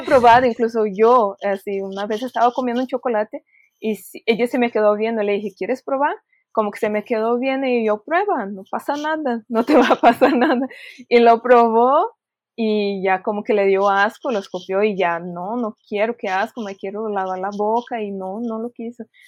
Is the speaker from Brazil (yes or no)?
yes; Brazil; moved away; somos brasileñas y estamos hablando en portugués